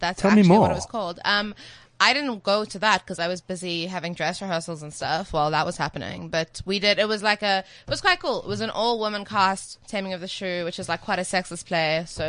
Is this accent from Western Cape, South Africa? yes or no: yes; Cape Town, Western Cape, South Africa; I'm from Cape Town.